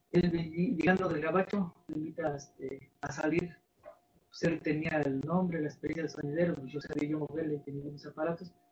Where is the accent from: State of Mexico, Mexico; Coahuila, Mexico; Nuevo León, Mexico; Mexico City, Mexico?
State of Mexico, Mexico; Santa María Jolopan; soy originario aquí de Santa María Jolopan municipio de Post, Estado de México